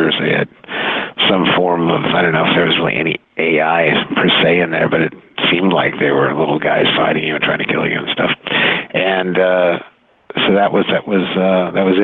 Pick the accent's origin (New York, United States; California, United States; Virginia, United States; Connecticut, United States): California, United States; Silicon Valley; now in Glenview, United States; I grew up out in Silicon Valley, and as a kid, I would hang around Stanford University